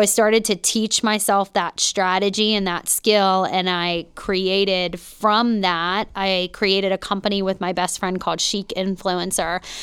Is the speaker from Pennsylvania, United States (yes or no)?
yes; Pittsburgh, Pennsylvania, United States; born or raised there; moved away as an adult; also born or lived in North Hills, Pittsburgh